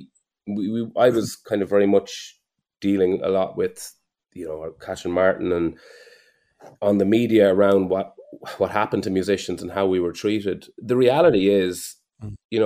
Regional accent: Mullingar, Westmeath, Ireland; I was never prouder of my hometown.

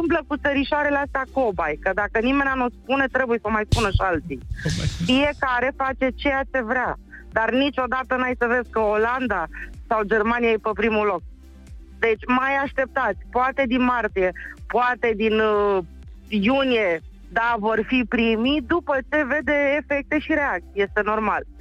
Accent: Câmpina, Prahova, Romania; din Câmpina.

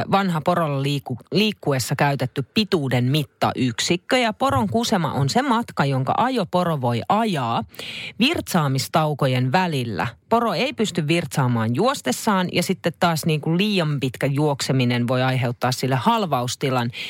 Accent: Nivala, North Ostrobothnia, Finland; Eli viikata pyykkiä. Näin siis kotiseudullani Nivalassa.

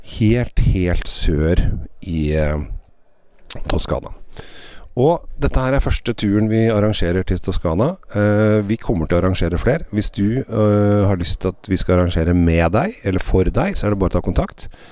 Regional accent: Norway; hjemme i Norge

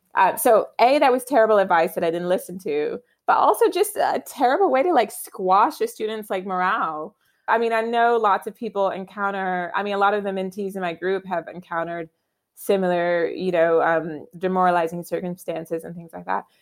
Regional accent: Virginia, United States; moved away as an adult; now in London, United Kingdom; my home state of Virginia where I grew up

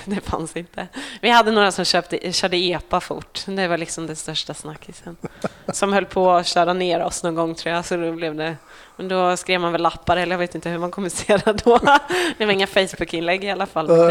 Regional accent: Norsholm, Östergötland, Sweden; also born or lived in Skärblacka; Norsholm, mm. där jag är ifrån

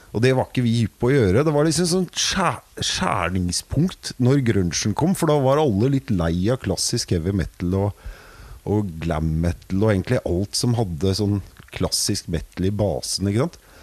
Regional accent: Vinterbro, Akershus, Norway; Jeg er fra Vinterbro

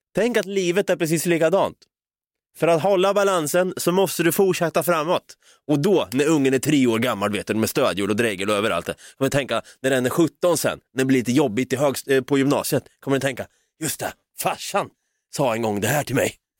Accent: Norrköping, Östergötland, Sweden; accent: östgötska; vi är från Norrköping

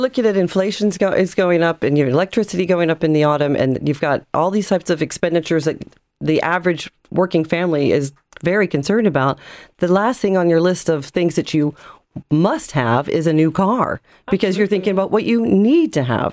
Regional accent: United States; now in Ireland; as an American

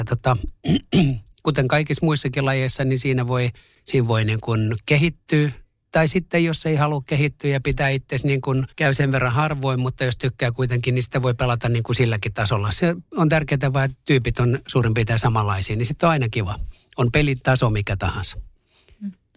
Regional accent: Masku, Southwest Finland, Finland; also born or lived in Turku; Mähän olin kuinkin viiden luokkaa, kun me muutettiin Turusta Maskuun siihen ky, niin kun Turun kylkeen kuntaan. Sitten mä elin siellä lapsuuteni ja nuoruuteni ja sitten taas takaisin Turkuun.

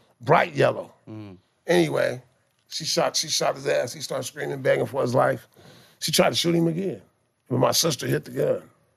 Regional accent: Compton, California, United States; I'm from Compton, California.

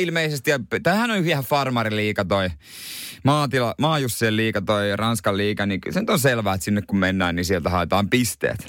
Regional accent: Seinäjoki, South Ostrobothnia, Finland; mä oon Seinäjoelta

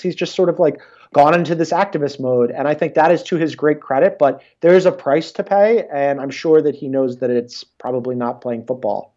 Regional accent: Philadelphia, Pennsylvania, United States; I'm a Philadelphian. That's ingrained.

